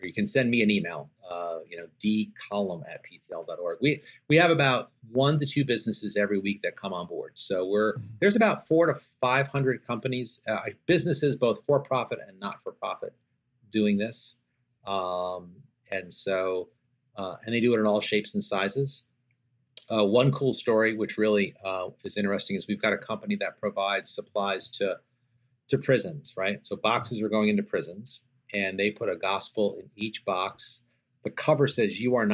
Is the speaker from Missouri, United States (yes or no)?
no; New York, United States; I'm from New York